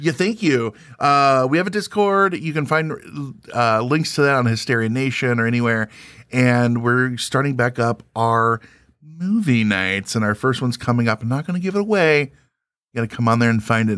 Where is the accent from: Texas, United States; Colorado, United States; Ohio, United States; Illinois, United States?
Illinois, United States; Springfield; moved away; I'm from Springfield, Illinois, outside of there originally